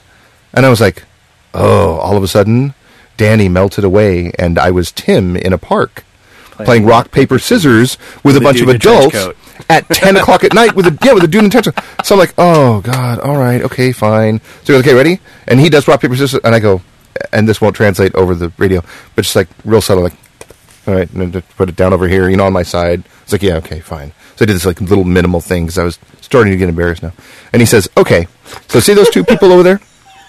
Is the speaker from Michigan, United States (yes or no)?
no; New York, United States; now in Orange County, United States; I'm from New York. I come out here to Orange County, you know?